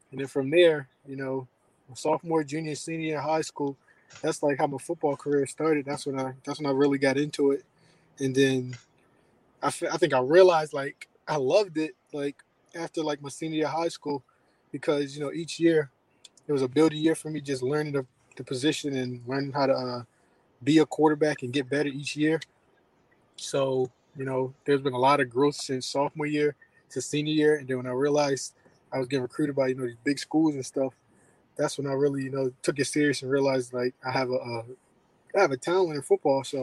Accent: Columbia, Maryland, United States; Right now, I'm in Columbia, Maryland. Um, this is where I pretty much call home, born and raised. So okay. I'm on the East Coast

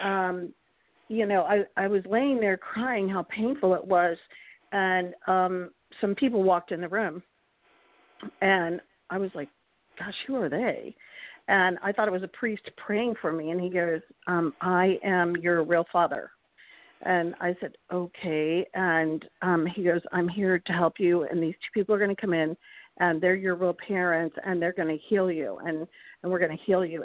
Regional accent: Charlottesville, Virginia, United States; my grandfather was in Charlottesville. I'm from Charlottesville.

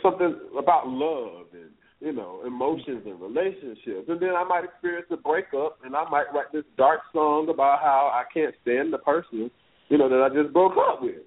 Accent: Palatka, Florida, United States; now in Atlanta, United States

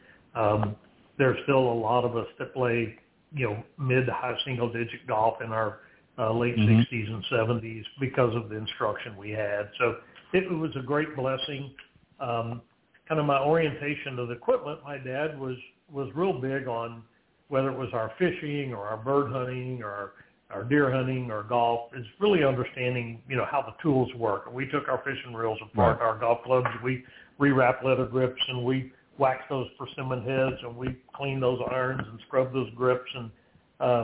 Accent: South Texas, United States; That little small town in South Texas, that little nine-hole golf course was the center of a lot of what we did

